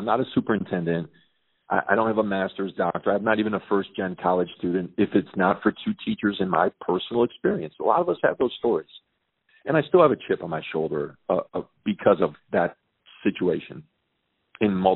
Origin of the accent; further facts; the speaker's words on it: Chicago, Illinois, United States; I'm born and raised in Chicago, proud graduate from Chicago Public Schools